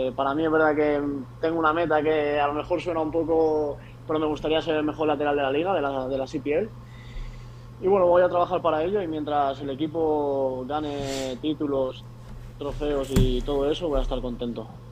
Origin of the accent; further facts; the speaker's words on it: Palma, Balearic Islands, Spain; moved away as an adult; yo justamente soy de Palma de Mallorca